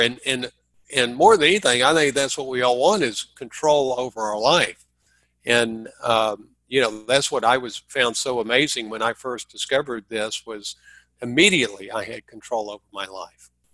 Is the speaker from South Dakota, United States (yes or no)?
no; Dallas, Texas, United States; moved away; I'm from Dallas